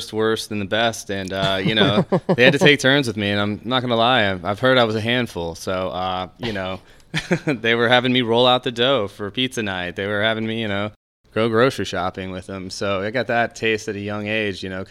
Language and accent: English; Cleveland, Ohio, United States; I was born in Cleveland, Ohio